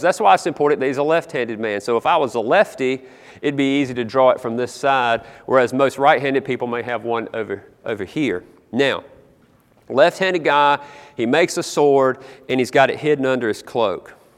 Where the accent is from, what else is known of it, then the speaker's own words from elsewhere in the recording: South Carolina, United States; I grew up in South Carolina